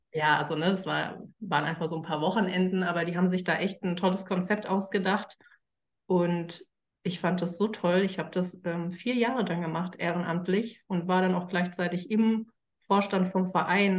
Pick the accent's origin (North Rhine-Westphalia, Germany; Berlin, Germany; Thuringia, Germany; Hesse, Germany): Hesse, Germany; Frankfurt; ich bin Frankfurter mit Leib und Seele, auch wenn ich zwischenzeitlich äh, mal ganz woanders gelebt habe, komme ich doch immer wieder zurück.